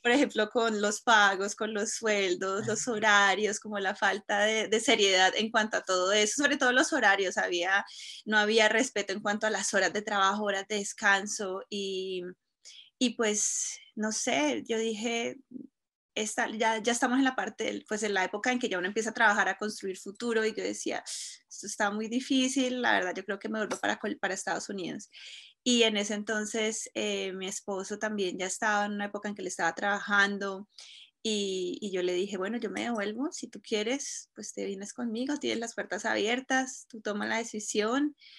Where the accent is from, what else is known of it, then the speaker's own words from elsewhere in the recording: Cúcuta, Norte de Santander, Colombia; moved away as an adult; now in Colorado, United States; colombiana de Cúcuta, de Cúcuta, la frontera con Venezuela. Eh, llegué aquí a los 18 años